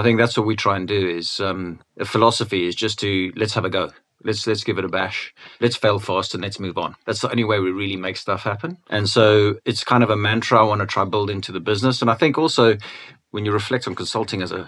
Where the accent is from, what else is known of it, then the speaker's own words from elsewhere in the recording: Cape Town, Western Cape, South Africa; now in United Kingdom; I wasn't born in the UK. I was born in Cape Town.